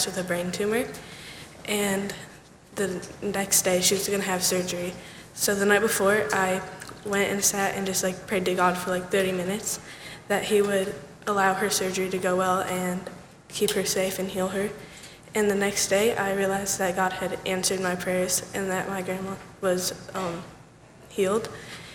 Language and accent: English; Michigan, United States; now in Pennsylvania, United States; Growing up in Michigan, I always had went to church